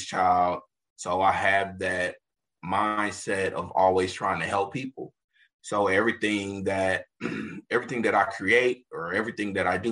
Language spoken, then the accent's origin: English; Kansas City, Missouri, United States; I'm a Kansas City native, born and raised. I grew up in Midtown